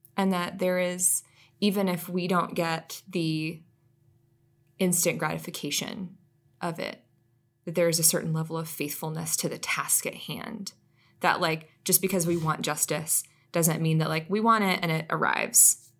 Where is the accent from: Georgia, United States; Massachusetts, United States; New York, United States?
Georgia, United States; Atlanta; I'm a city girl. Like, I grew up here in Atlanta, lived here most of my life